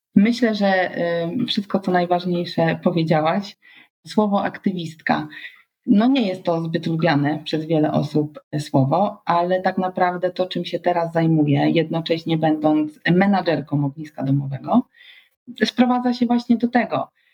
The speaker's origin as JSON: {"language": "Polish", "town": "Świebodzice", "region": "Lower Silesian Voivodeship", "country": "Poland", "tie": "born or raised there", "said": "ja wtedy wychowywałam się na Dolnym Śląsku, w Świebodzicach"}